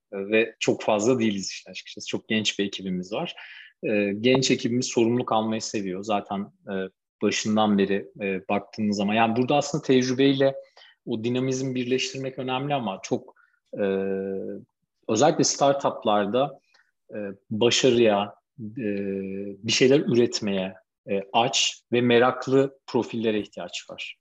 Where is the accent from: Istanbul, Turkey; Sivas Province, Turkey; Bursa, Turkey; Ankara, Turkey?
Ankara, Turkey; Ankara'da okudum tüm hayatım boyunca.